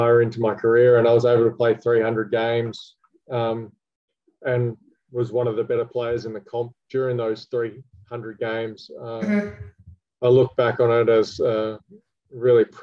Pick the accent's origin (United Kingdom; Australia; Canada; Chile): Australia; Western Australia; moved away; Got to finish my career in Perth, which was symbolic as well. Obviously, being my home state